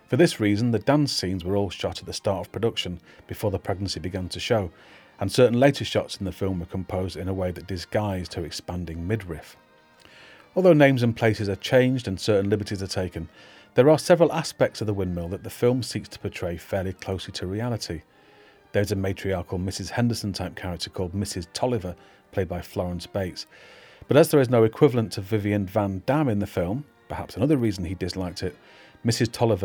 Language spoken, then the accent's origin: English; Manchester, North West England, United Kingdom; As a Mancunian, I'm trying not to take offence at his accent